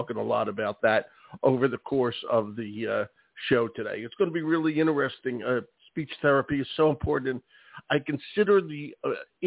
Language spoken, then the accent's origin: English; Philadelphia, Pennsylvania, United States; now in Maine, United States; I grew up in Philadelphia